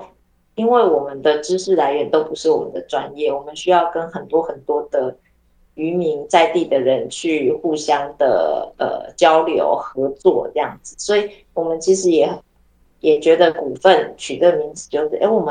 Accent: Taichung, Taiwan; now in Tainan, Taiwan; 我台中市，以前的台中市，哦、嗯，

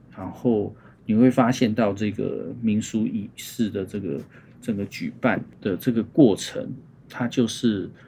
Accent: Zhongli, Taoyuan, Taiwan; also born or lived in Hsinchu; 所以我真的比较印象是在桃园，那叫桃园县啊。桃园县的，

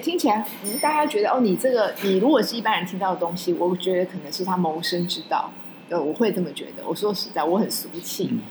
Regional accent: Taiwan; 我们都在这里生长

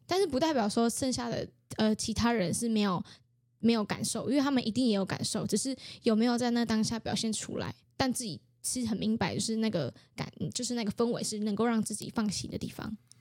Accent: Taiwan; 我知道我是泰雅族

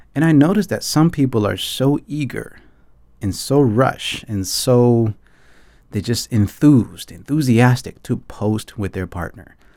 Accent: Atlanta, Georgia, United States; moved away as an adult; now in Taipei, Taiwan; I grew up in Atlanta, Georgia

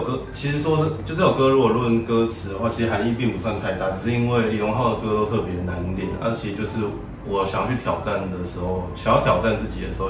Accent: Tainan, Taiwan; moved away as an adult; now in Kaohsiung, Taiwan; 我是台南人。

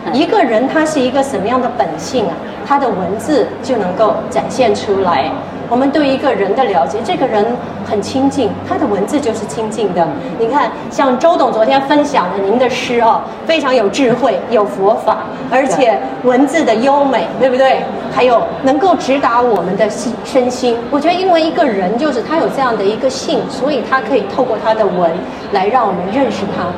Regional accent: Xi'an, Shaanxi, China; moved away as an adult; also born or lived in Taipei, Taiwan; now in Taiwan; 我出生的地方呢，就是西安下面的一个县，叫长安县

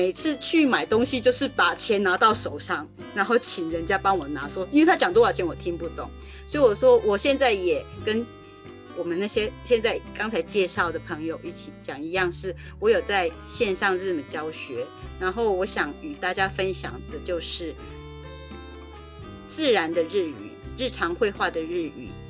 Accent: Taiwan; moved away as an adult; also born or lived in Japan; 我的背景有一点特殊，我是在台湾出生，台湾上上课上到高中，然后我后来到日本之后，因为我的父母一直都在日本生活，我的父亲是纯粹的日本人，100%，然后我的母亲是日本跟台湾的哈佛

